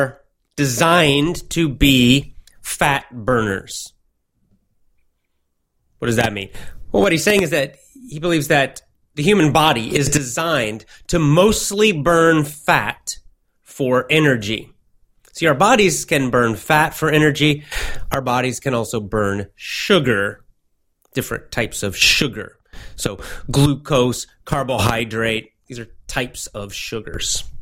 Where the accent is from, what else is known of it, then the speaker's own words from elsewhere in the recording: United States; now in Japan; I'm an American